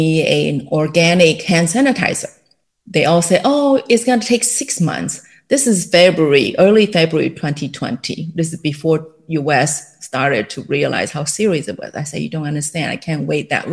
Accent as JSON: {"language": "English", "country": "Taiwan", "tie": "born or raised there", "also_born_or_lived": "Illinois, United States", "second_language": "English", "moved": "as an adult", "lives_now": "California, United States", "said": "I was born and raised in Taiwan"}